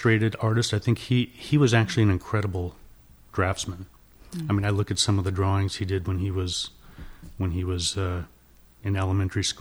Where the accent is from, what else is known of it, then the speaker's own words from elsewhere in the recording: Palos Verdes, California, United States; I grew up in Palos Verdes